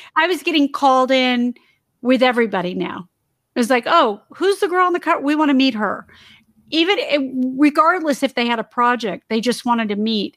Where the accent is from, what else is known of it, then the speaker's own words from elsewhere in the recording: Torrance, California, United States; I grew up in the South Bay area in Torrance.